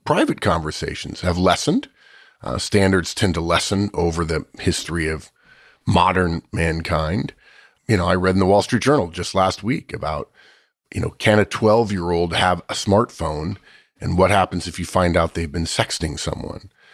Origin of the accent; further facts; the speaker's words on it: United States; I'm an American